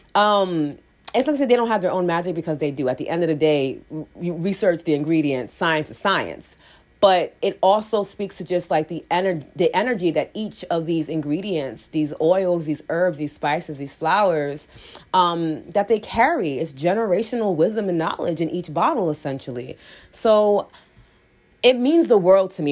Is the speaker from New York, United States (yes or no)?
yes; New York, United States; I'm from New York